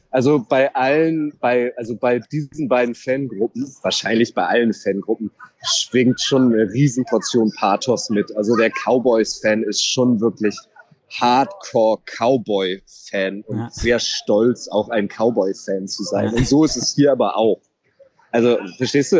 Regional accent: Germany; wir kommen aus, aus Germany

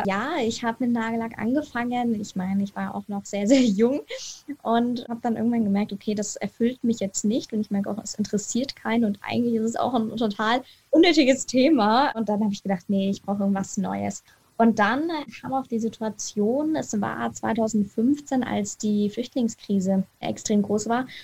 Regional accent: Munich, Bavaria, Germany; ich komme aus München, das heißt, ich bin Munich City Girl

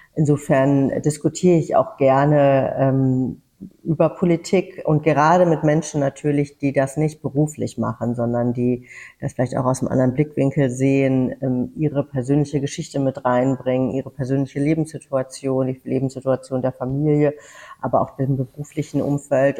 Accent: Weißenborn, Hesse, Germany; moved away; das ist meine Heimat definitiv

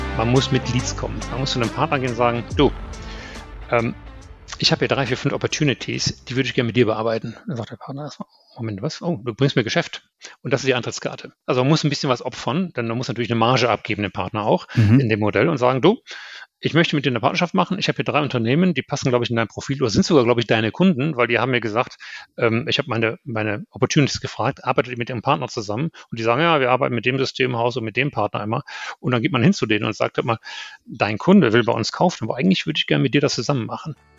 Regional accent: Germany; moved away as an adult; also born or lived in United States; als Deutscher

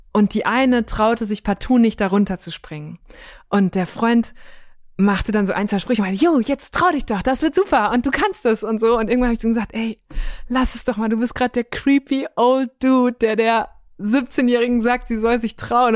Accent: Münsterland, North Rhine-Westphalia, Germany; now in Berlin, Germany; in meiner Heimat im Münsterland

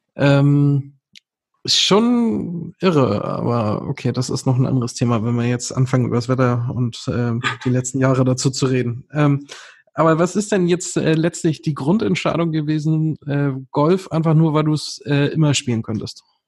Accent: Northern Germany, Germany; als Norddeutscher

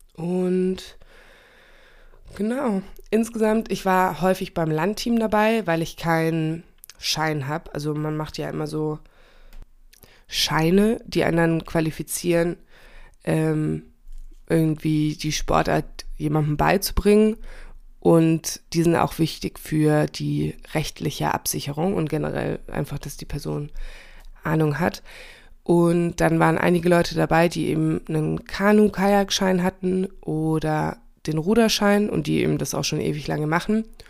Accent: Hesse, Germany; moved away; ich komme ja ursprünglich auch aus Hessen

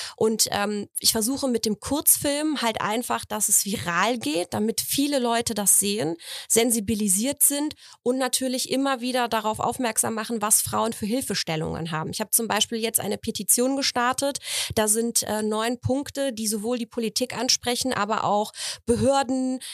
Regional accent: Poland; moved away; ich bin aus Polen

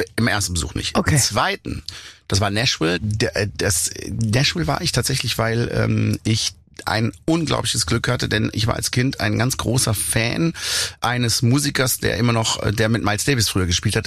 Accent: Black Forest, Baden-Württemberg, Germany; meine Heimat berücksichtigt, wo ich lebe, eben auf 1000 Meter im Schwarzwald

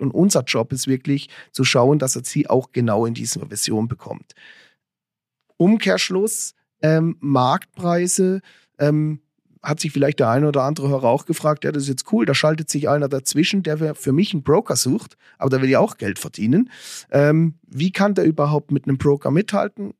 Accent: Lörrach / Weil am Rhein area, Baden-Württemberg, Germany; now in Switzerland; ich komme aus der Ecke von Lörrachweil am Rhein

